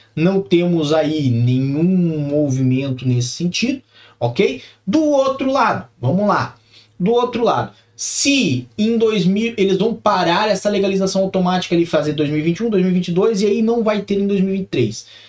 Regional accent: Curitiba, Paraná, Brazil; moved away; Nasci em Curitiba, vivi muito tempo em Curitiba, tenho familiares em Colombo

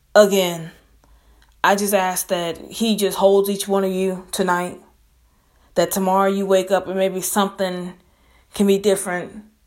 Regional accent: Biloxi, Mississippi, United States; my hometown, and state Biloxi, Mississippi

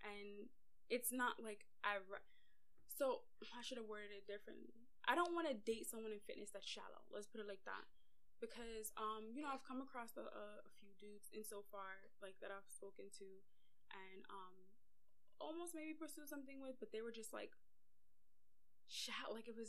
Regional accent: Mississippi, United States

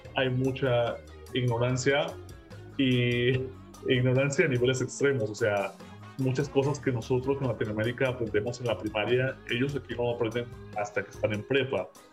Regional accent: Mexico; now in United States; de donde yo soy en México

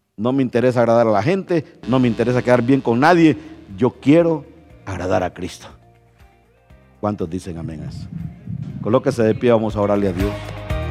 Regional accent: Honduras; moved away; yo no soy hondureño

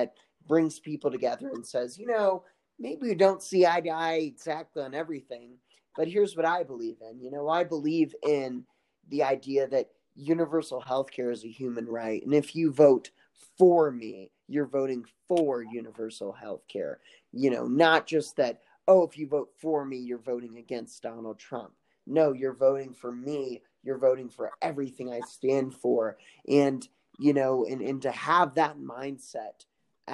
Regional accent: Kansas, United States; where my hometown is, it's about a 1 or 2 minute drive from, you know, to get to Missouri. Just cross State Line Road.

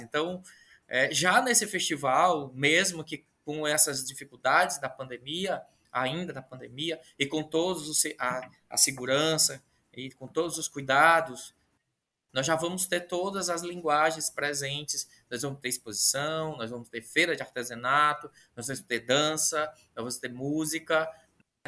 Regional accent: Ceará, Brazil; eu sou do, sou do Ceará, fico aqui no Ceará

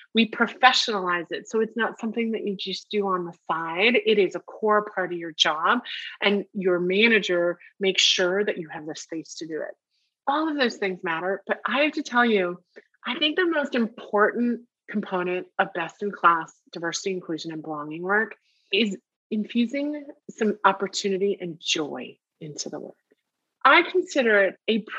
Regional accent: United States; I'm speaking very much as an American living in America

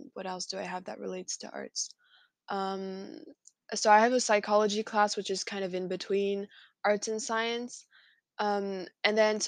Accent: France; I'm from France

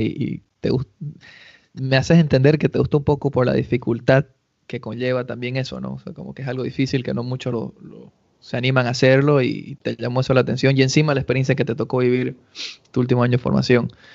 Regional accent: Cochabamba, Bolivia; also born or lived in Argentina; now in United States; fue el primer campeonato que participé en mi vida en el club municipal en Cochabamba

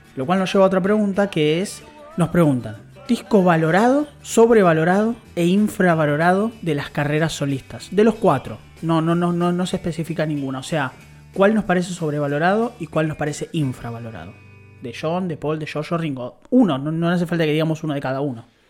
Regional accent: Buenos Aires, Argentina; yo soy de capital

